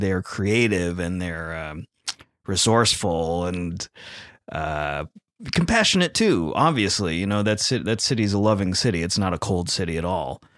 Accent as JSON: {"language": "English", "region": "California", "country": "United States", "moved": "yes", "said": "we're from California"}